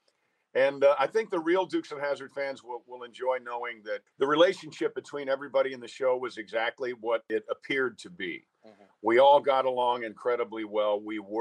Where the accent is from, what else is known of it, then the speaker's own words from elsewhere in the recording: Mount Kisco, New York, United States; I'm from Mount Kisco, New York, so I'm right there